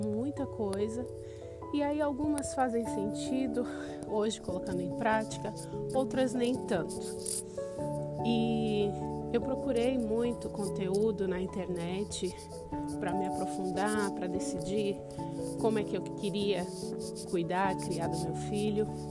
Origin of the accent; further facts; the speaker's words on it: Brazil; moved away as an adult; now in Switzerland; sou brasileira, mas moro na Suíça há três anos